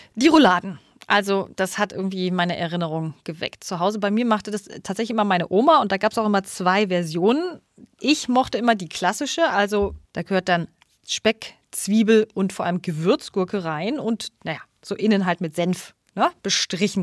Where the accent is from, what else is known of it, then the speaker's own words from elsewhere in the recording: Munich, Bavaria, Germany; now in Berlin, Germany; Perfekt in meine Heimat